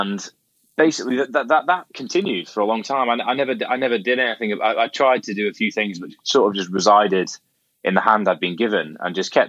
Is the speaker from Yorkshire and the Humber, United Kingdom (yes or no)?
no; Scotland, United Kingdom; I grew up in Scotland.